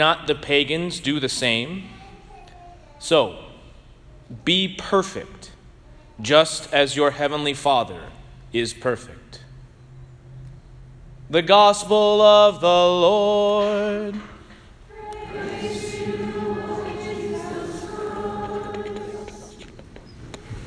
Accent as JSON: {"language": "English", "town": "St. Louis", "region": "Missouri", "country": "United States", "tie": "born or raised there", "moved": "yes", "lives_now": "Bloomington, United States", "said": "I grew up in St. Louis, so I'm a diehard Cardinal fan"}